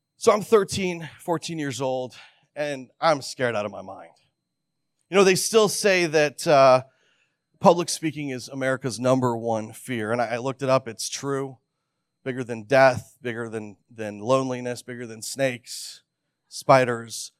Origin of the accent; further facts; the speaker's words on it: Canada; When I was thirteen or fourteen years old, I was growing up in Canada, and we had just moved from a, a large city to the, a, a very remote part of the province.